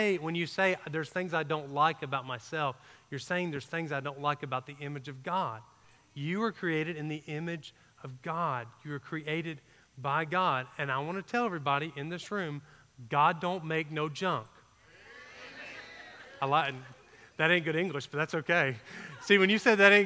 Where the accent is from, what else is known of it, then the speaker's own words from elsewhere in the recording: Georgia, United States; I grew up in Georgia, so we didn't get A, B, C's, and D's